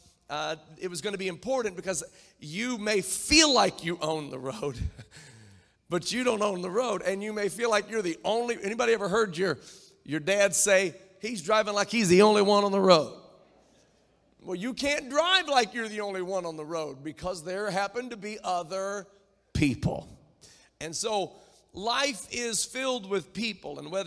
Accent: near Indianapolis, United States; I grew up near Indianapolis

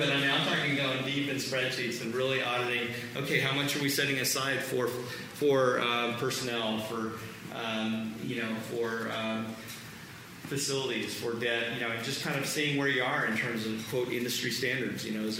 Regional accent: Germany; also born or lived in Vietnam; I was born in Vietnam. I remember bombs going off. Grew up in Germany, kind of military brat.

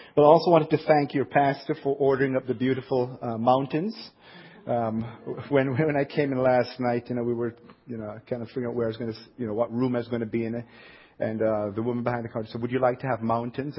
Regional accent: Jamaica; accent: southern accent; now in Ohio, United States; I grew up in Jamaica

